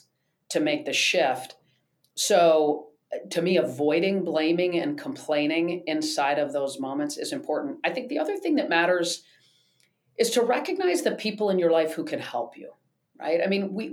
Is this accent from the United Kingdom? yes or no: no; East Lansing, Michigan, United States; growing up in Michigan